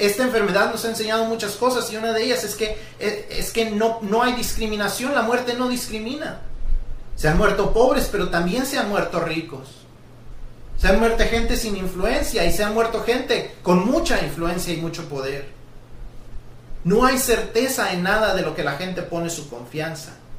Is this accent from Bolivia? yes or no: no; Mexico; todos los que somos mexicanos